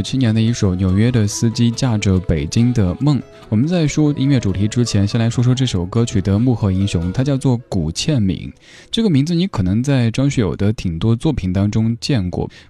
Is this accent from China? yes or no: yes; China; 我刚才解释说，我们中国人也不是每个人都会功夫，就像是不是每一个四川人都每天抓一把辣椒在那儿吃一个道理的。